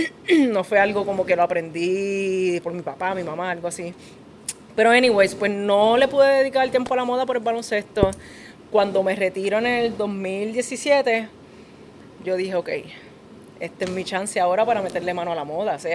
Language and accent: Spanish; Puerto Rico; Yo soy puertorriqueña también